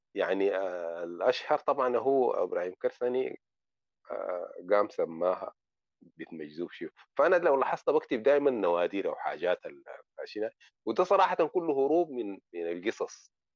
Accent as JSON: {"language": "Arabic", "country": "Sudan", "moved": "yes", "lives_now": "Morocco", "said": "عندنا في السودان"}